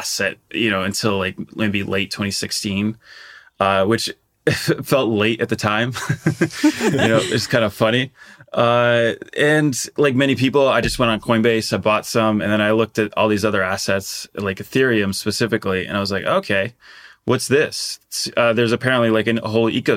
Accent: Portugal; I grew up in Portugal

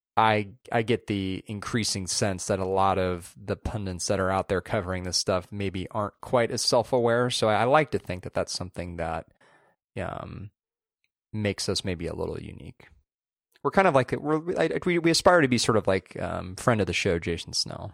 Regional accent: Southern California, United States; moved away as an adult; now in San Francisco, United States; growing up in Southern California, going to college in Central California, and then now living up here

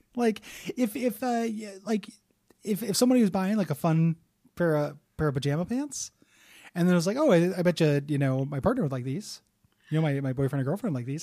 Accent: United States; we're American

